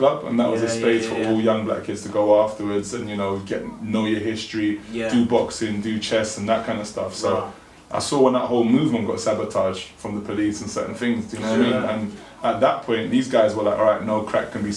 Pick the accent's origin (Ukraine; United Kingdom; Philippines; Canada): United Kingdom; London; I'm a Northwest 10 native, so I've been born and bred in this community